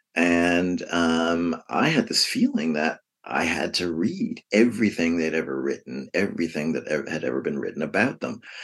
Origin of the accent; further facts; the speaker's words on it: New York City, New York, United States; I grew up um, um, in, in the Bronx, um, down the street from Yankee Stadium